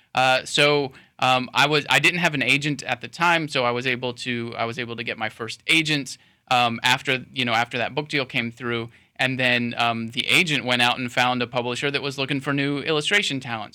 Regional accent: Sebring, Florida, United States; now in Lakeland, United States; my hometown in Sebring, you know, I, I, became like a cub reporter at age 16 for my hometown newspaper

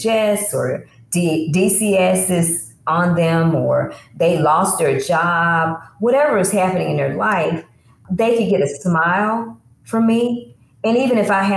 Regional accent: the South, United States; I grew up Holiness Pentecostal in the South.

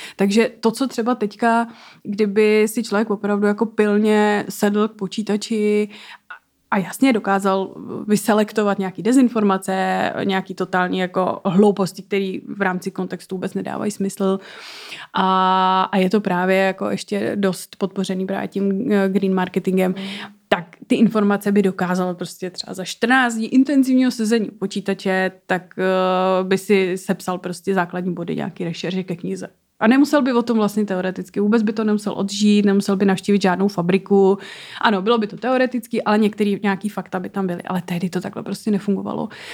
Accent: Czechia; já jsem z České republiky

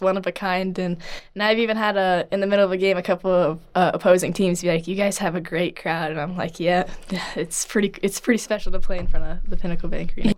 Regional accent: Humphrey, Nebraska, United States; growing up in Nebraska

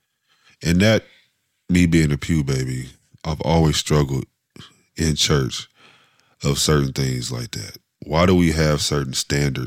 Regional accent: Dayton, Ohio, United States; moved away; also born or lived in Columbus, Ohio / Cincinnati, Ohio; I'm from Dayton, we was at a good black church there, like Baptist church, I'll say. And then when we moved to Columbus

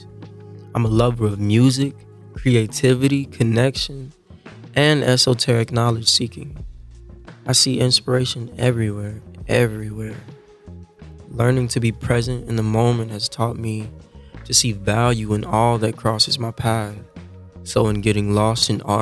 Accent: Louisiana, United States; I'm from Louisiana

